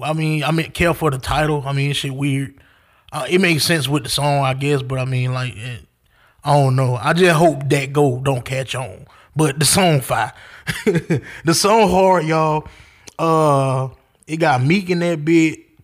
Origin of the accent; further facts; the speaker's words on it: the South, United States; I'm country. I'm from the South